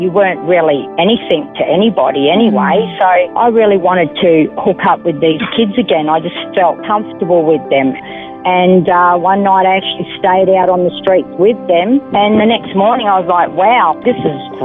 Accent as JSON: {"language": "English", "town": "Perth", "region": "Western Australia", "country": "Australia", "tie": "born or raised there", "also_born_or_lived": "Italy", "first_language": "Italian", "second_language": "English", "moved": "yes", "lives_now": "Stanthorpe, Australia", "said": "I was born in Mount Lawley, Western Australia, Perth"}